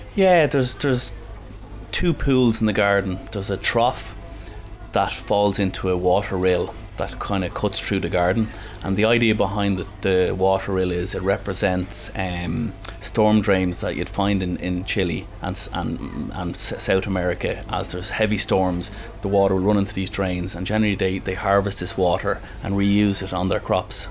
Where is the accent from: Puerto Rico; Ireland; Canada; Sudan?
Ireland; Dublin, Leinster; I'm from Castleknock in Dublin, but my parents um, are from Cavan